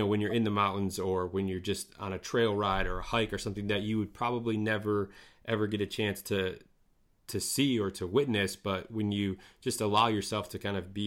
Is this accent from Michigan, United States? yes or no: yes; northern Michigan, United States; born or raised there